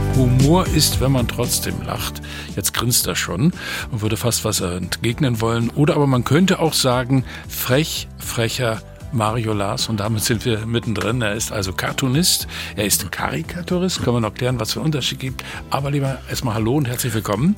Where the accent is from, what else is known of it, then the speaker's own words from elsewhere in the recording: Western Pomerania, Mecklenburg-Vorpommern, Germany; ich gebürtiger Vorpommer bin